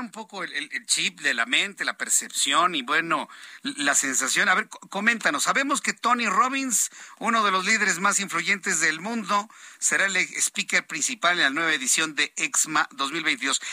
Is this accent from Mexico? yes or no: yes; Mexico; cómo somos los mexicanos? Somos una sociedad de costumbres